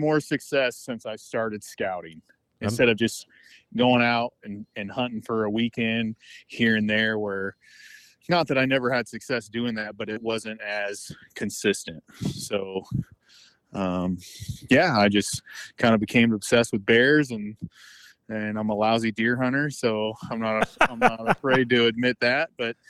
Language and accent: English; California, United States; But I'm from the northern part. Where the main population of bears are.